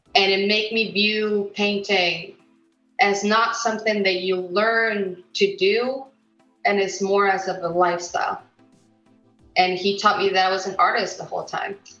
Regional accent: United States; also born or lived in Mexico; now in United Kingdom; I was born in America

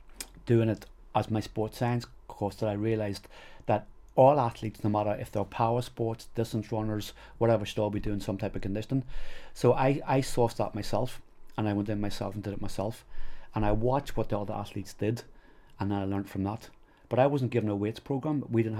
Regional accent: Enniskillen, Northern Ireland, United Kingdom; moved away as an adult; also born or lived in England / Australia / New Zealand; I'm from Fermanagh. I love Fermanagh. This was our county team.

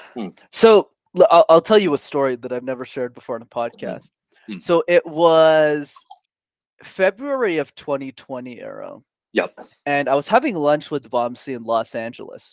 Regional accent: Canada; we were born and raised in Canada.

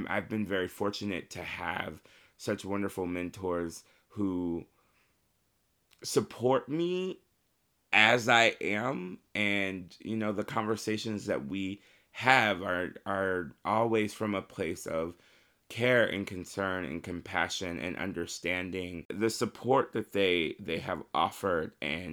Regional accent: Marion, Indiana, United States; I am from Marion, Indiana. I started singing with my great-grandmother in our church choir, Calvary Missionary Baptist Church in Marion, Indiana. And I was probably maybe 3 or 4 at the time

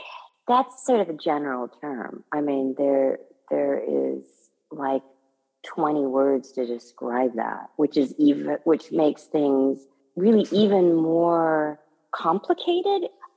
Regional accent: United States; I know that in the American culture that I have grown up in, and I'm American as well as being Japanese

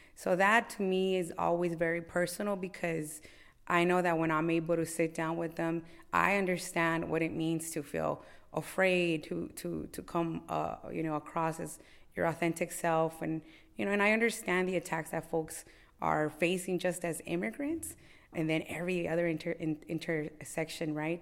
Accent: Los Angeles, California, United States; born and raised in Los Angeles. I have, uh, real deep ties to Boyle Heights

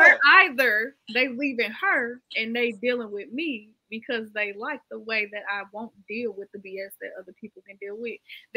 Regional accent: Chicago, Illinois, United States; I'm not from Houston. I'm from Chicago.

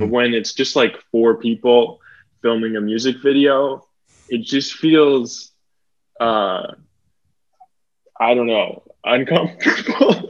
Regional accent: Burnaby, British Columbia, Canada; also born or lived in Toronto / Port Moody, British Columbia / Victoria, British Columbia; now in Vancouver, Canada; I was born in Toronto, lived there till I was two. Then I moved to Burnaby, British Columbia, then to Port Moody, British Columbia when I was 13

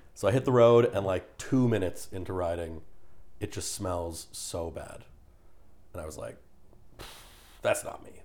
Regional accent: Canada; I'm a Canadian in Texas

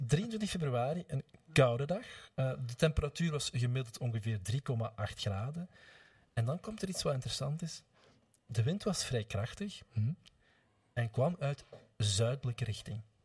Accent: Gingelom, Flanders, Belgium; in het kleine gehucht Montenaken, waar ik vandaan kom, dat is een deel van Gingelom

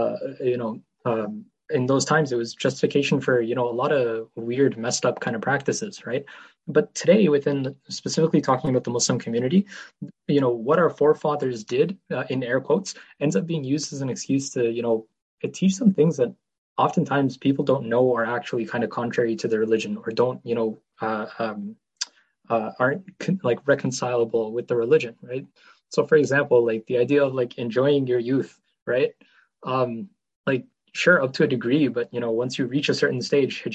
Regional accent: Ontario, Canada; I'm not like from Pakistan by any means. I've born here, raised here

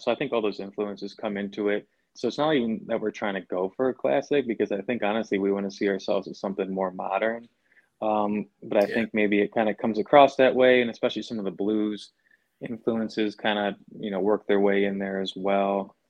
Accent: Midwest, United States; Even though I came from Midwest, I was not country at all.

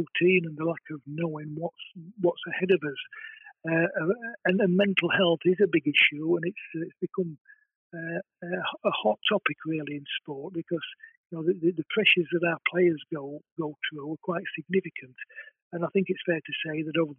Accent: Castleford, Yorkshire and the Humber, United Kingdom; I was sort of born and brought up in Castleford

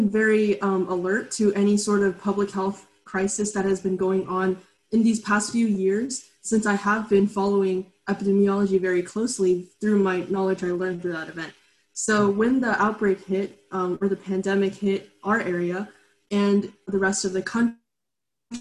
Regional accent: Katy, Texas, United States; also born or lived in Lexington, Kentucky / China; I live in Katy, Texas, which is in the suburbs of Houston, and I have been living here for my entire life. I was born in Lexington, Kentucky, and I also spent a brief amount of time in my childhood in China

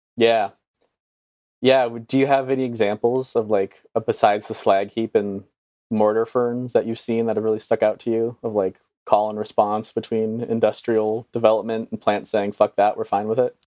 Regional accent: Northeast, United States; moved away; growing up in the Northeast

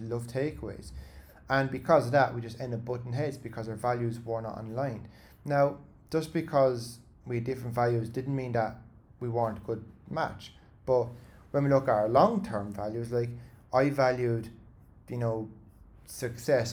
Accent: Ireland; as Irish people

